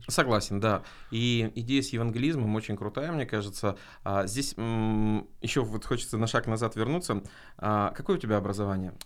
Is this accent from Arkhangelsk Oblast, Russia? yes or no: yes; Arkhangelsk, Arkhangelsk Oblast, Russia; в городе Архангельске, откуда я родом